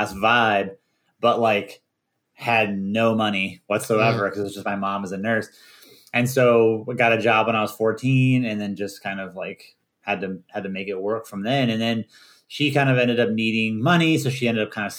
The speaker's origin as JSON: {"language": "English", "region": "Virginia", "country": "United States", "tie": "born or raised there", "said": "we grew up in Virginia"}